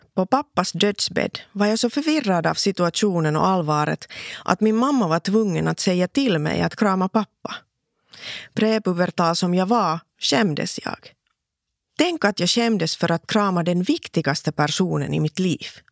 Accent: Laihia, Ostrobothnia, Finland; first language Finnish; Swedish is a second language; also born or lived in Vaasa; Jag föddes i Vasa för 44 år sedan

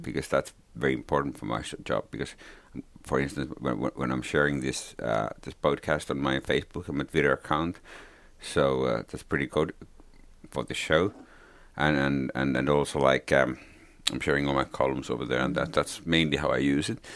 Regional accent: Finland; English is a second language; also born or lived in Lapland (family); I'm a Finn

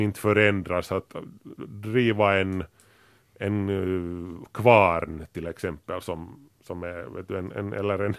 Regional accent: Grankulla, Uusimaa, Finland; när vi var unga och bodde i Grankula

